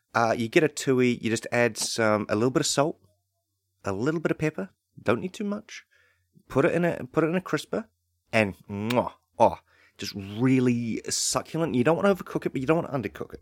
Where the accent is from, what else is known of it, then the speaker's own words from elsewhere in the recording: New Zealand; growing up in New Zealand